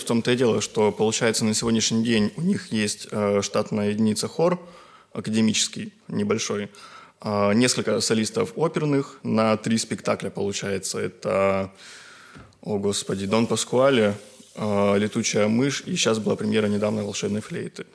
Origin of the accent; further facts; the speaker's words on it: Republic of Karelia, Russia; now in Saint Petersburg, Russia; я из Карелии, вот, живу, учусь и работаю